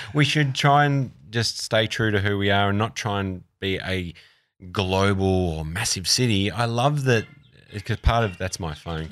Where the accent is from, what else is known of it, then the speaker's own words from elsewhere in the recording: Australia; also born or lived in London / New York; I'm an Australian